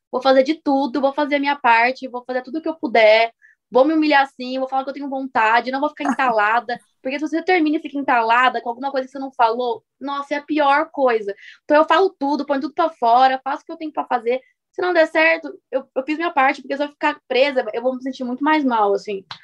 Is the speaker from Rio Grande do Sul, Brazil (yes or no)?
no; Santa Catarina, Brazil; Prazer, eu sou a … eu sou catarinense.